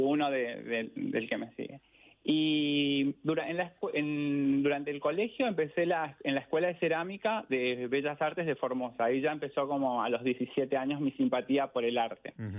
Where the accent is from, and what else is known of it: Asunción, Paraguay; born or raised there; moved away as an adult; also born or lived in Caballito, Buenos Aires, Argentina; now in Buenos Aires, Argentina